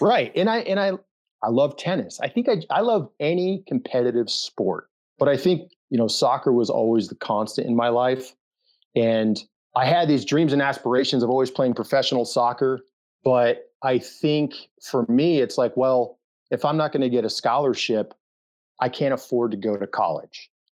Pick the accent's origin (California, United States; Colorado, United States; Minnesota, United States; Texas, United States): Colorado, United States; Denver; moved away as an adult; also born or lived in Fort Campbell, Kentucky; I was born and raised in Denver, Colorado, Mile High City, loved it there